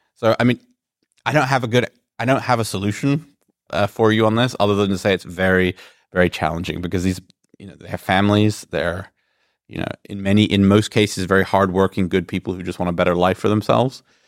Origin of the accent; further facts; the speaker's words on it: Greece; I'm originally from Greece